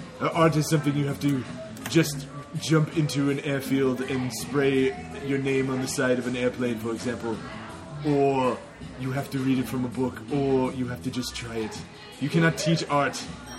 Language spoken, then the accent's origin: English; United Kingdom; I'm British, of course.